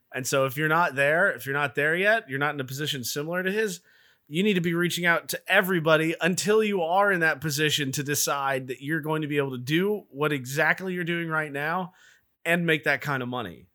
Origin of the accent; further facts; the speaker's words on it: the South, United States; I'm from the South.